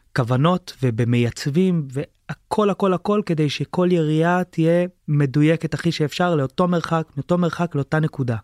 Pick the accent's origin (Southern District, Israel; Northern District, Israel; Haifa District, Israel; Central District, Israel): Haifa District, Israel; Sdot Yam; היה לנו בזמנו בקיבוץ, בשדות ים